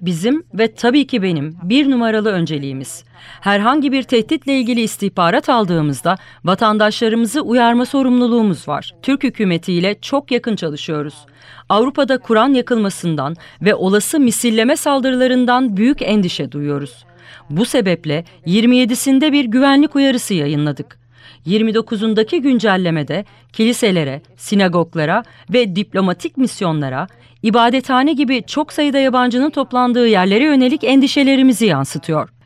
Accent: United States; moved away as an adult; now in Istanbul, Turkey; Amerika Birleşik Devletleri'nde ilk doğanlardan biri olduğumu söyleyebilirim.

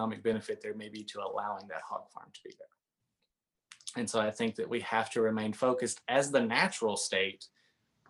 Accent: Northeast Arkansas, United States; now in Siloam Springs, United States; I grew up in Northeast Arkansas, and so I grew up around agriculture and on livestock farming

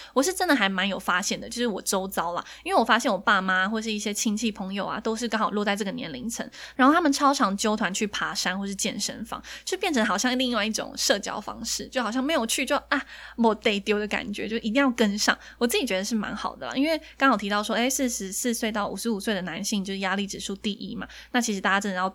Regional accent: Taiwan; 我们台湾人

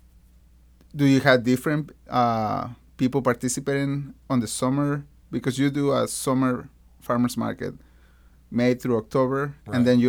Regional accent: Mexico; moved away; also born or lived in South Carolina; Went back to Mexico

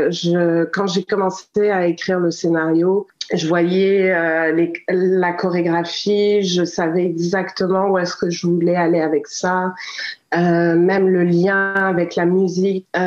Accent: Quebec, Canada; also born or lived in Africa; en tant que Québécoise, j'ai vraiment eu ce feeling que j'ai pas eu une vie conventionnelle. J'ai eu une vie où j'ai euh, j'ai beaucoup voyagé, je suis née, j'ai grandi en Afrique

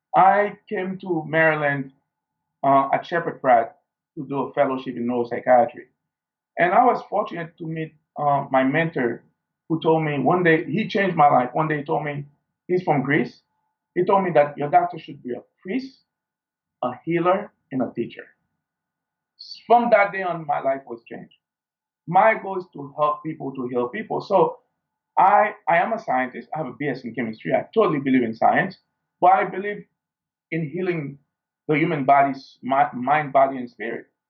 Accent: Haiti; growing up in Haiti, we didn't have the luxury of uh, a first world

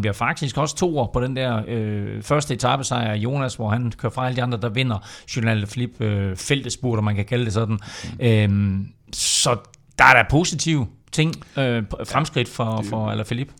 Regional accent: Denmark; vi som danskere

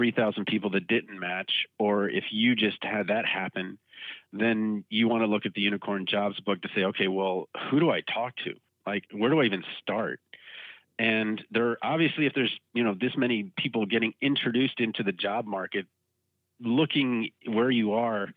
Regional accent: Maryland, United States; moved away as an adult; also born or lived in Baltimore, Maryland; now in Iowa, United States; Maryland, my home state

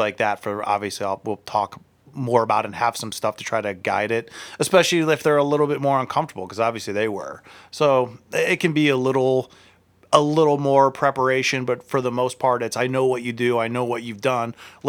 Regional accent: United Kingdom; Yes. I'm actually British, and I do that, like, the American accent.

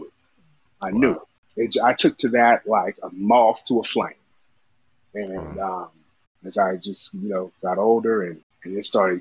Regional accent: Southern California, United States; moved away; also born or lived in Bay Area; I grew up in SoCal, single mom, two brothers

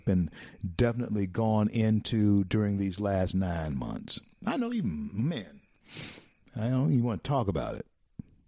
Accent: Louisiana, United States; Louisiana, my home state

